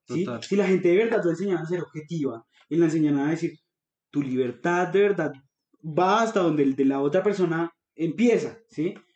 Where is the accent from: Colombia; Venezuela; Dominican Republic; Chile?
Colombia; como cualquier colombiano ñanga promedio